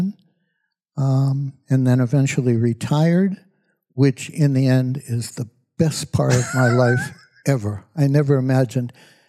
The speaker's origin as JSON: {"language": "English", "town": "Somerville", "region": "Massachusetts", "country": "United States", "tie": "born or raised there", "said": "Born and brought up in the Boston area, specifically Somerville, Massachusetts."}